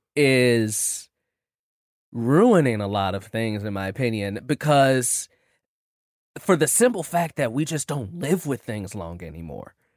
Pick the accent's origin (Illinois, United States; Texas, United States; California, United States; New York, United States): Illinois, United States; Chicago; I'm from Chicago, too